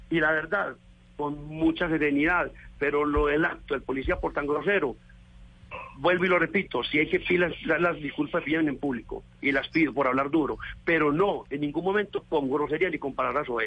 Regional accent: Valdivia, Antioquia, Colombia; Los campesinos de hoy en día, y hablo en especial de mi pueblo, Valdivia

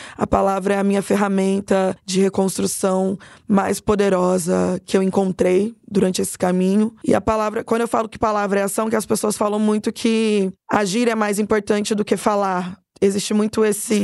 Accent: Cuiabá, Mato Grosso, Brazil; moved away as an adult; now in São Paulo, Brazil; Como eu venho de Cuiabá para São Paulo

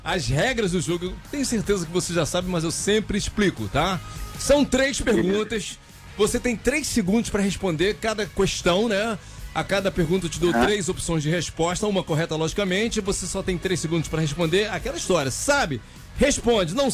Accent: Rio de Janeiro, Brazil; Não, não, sou carioca.

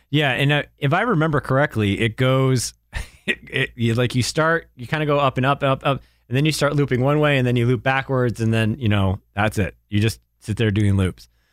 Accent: Durham, New Hampshire, United States; moved away; where I grew up in New Hampshire is right by the University of New Hampshire

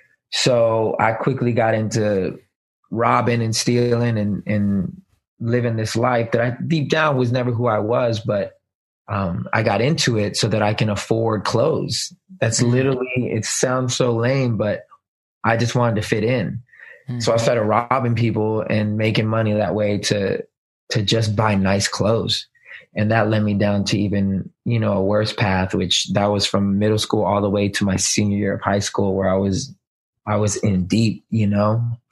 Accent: Germany; moved away; also born or lived in Kansas / Texas / Florida; I mean, my dad was in the military, so I kind of grew up everywhere. I was born and raised in Germany and moved to the States. I was in Kansas, Texas, and then he finally retired in Florida.

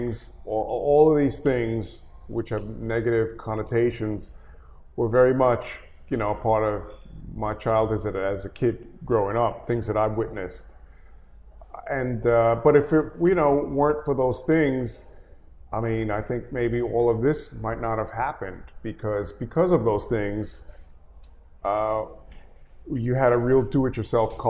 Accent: New York City, New York, United States; I was born in 1962 in New York City, so I'm a native New Yorker.

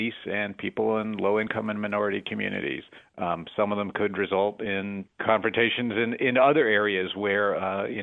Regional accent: West Virginia, United States; now in Palo Alto, United States; I live in Palo Alto, but I am from West Virginia, and I spend a lot of time in both places.

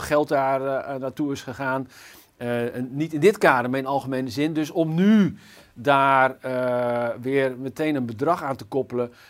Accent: Zutphen, Gelderland, Netherlands; Ik kom zelf bijvoorbeeld uit Zutphen

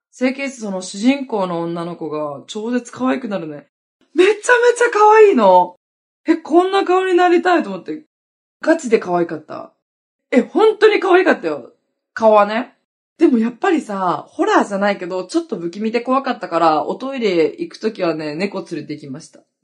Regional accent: Hokkaido, Japan; now in Okinawa, Japan; 私北海道出身なんだけど、沖縄に来た時に

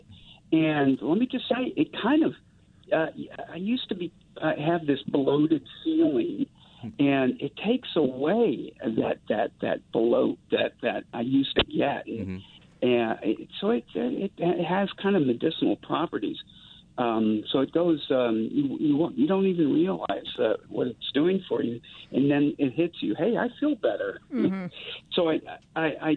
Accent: New Orleans, Louisiana, United States; moved away as an adult; now in Seattle, United States; I'm from New Orleans, but living in Seattle

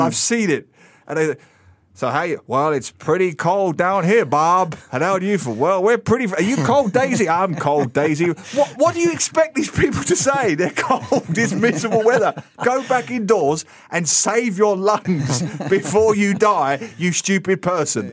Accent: London, United Kingdom; now in Singapore; I grew up in London.

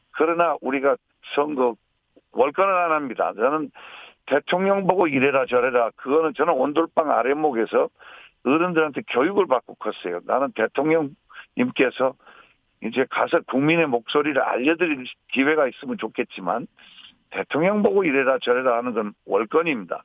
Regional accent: Jeolla, South Korea; 전라도를 제일 사랑하고 우리 고향

